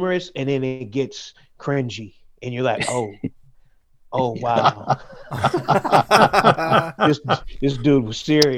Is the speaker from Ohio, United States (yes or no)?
yes; Cleveland, Ohio, United States; moved away as an adult; now in Amsterdam, Netherlands; I grew up in Cleveland, Ohio, for the most part.